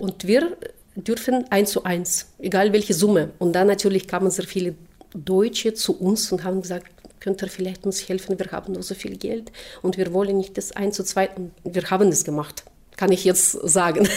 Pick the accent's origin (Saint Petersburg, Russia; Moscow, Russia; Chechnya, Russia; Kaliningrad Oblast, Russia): Saint Petersburg, Russia; German is a second language; moved away as an adult; also born or lived in Wünsdorf, Brandenburg, Germany; now in Germany; wurde dann 1964 in Leningrad geboren